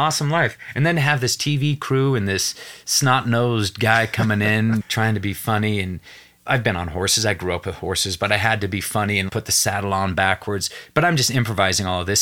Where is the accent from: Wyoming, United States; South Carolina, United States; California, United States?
Wyoming, United States; Evanston; I'm from Evanston, Wyoming